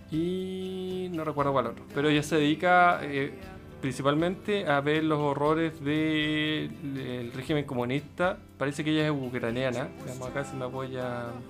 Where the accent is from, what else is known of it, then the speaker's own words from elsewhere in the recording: Chile; los chilenos